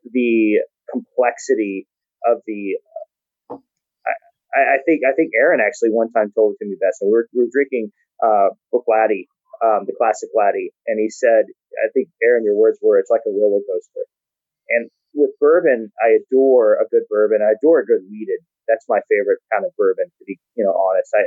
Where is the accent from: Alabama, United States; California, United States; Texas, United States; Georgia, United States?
Texas, United States; I am from Texas